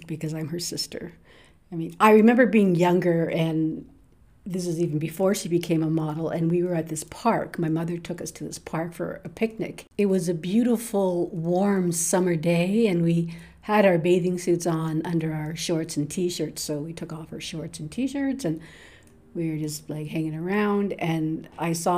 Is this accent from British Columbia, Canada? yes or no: no; Toronto, Ontario, Canada; I'm from Toronto, but living in Scarborough, Ontario